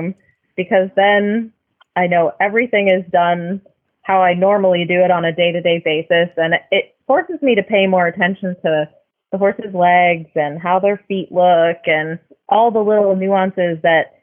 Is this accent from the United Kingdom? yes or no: no; Langley, British Columbia, Canada; moved away; Langley, British Columbia, which is about an hour east of Vancouver.